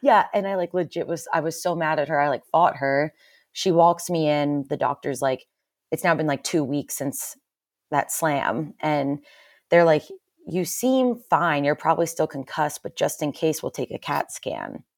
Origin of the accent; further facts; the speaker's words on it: Pennsylvania, United States; now in Salt Lake City, United States; I lived, I grew up in Pennsylvania, kind of middle of nowhere, Amish country